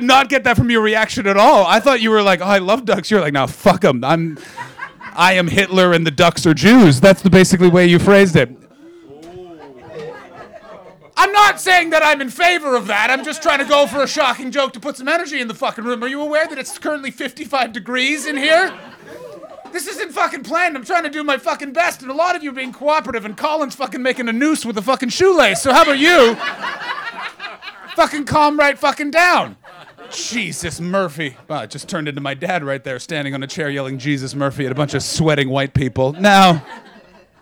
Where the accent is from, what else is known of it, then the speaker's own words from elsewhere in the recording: Ottawa, Ontario, Canada; moved away; my hometown of Ottawa